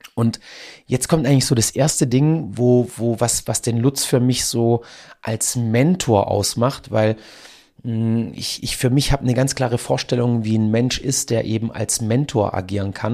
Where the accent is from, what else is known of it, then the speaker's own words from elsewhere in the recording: Donaueschingen, Baden-Württemberg, Germany; hier bei uns in Donaueschingen